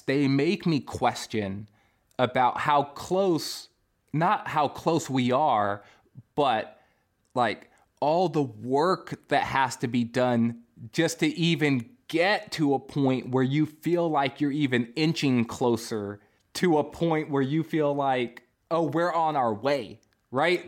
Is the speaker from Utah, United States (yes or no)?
no; California, United States; born in California